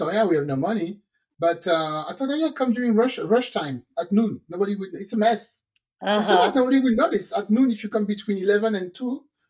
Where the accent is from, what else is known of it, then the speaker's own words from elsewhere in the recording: Texas, United States; I'm sorry. I'm from Texas.